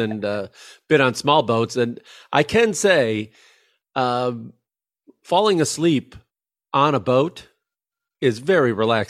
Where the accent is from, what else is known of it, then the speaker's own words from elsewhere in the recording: Chicago, Illinois, United States; I'm from Chicago, so I used to work up there all the time.